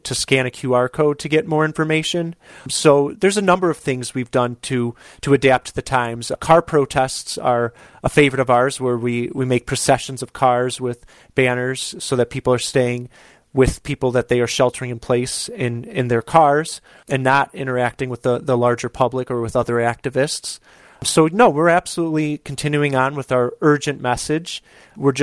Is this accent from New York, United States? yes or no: no; Chicago, Illinois, United States; here in my hometown of Chicago